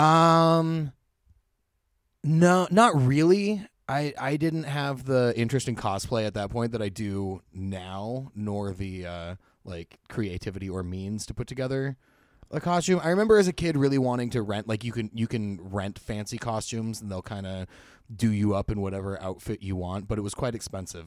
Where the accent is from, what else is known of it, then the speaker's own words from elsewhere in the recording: Hollister, California, United States; right next to Hollister, where I grew up.